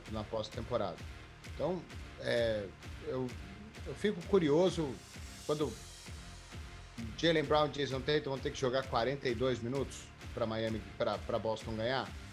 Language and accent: Portuguese; Minas Gerais, Brazil; como bom mineiro